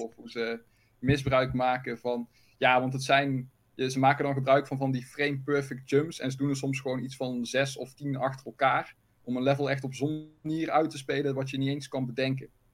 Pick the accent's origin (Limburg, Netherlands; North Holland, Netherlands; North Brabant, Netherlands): North Brabant, Netherlands; accent: Brabants; Maar wel zwoele Brabantse stemmen.